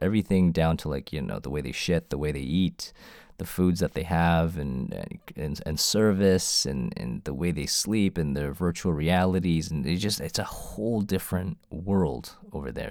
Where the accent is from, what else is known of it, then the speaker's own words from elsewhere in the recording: Toronto, Ontario, Canada; I was born in Canada, uh, Toronto homegrown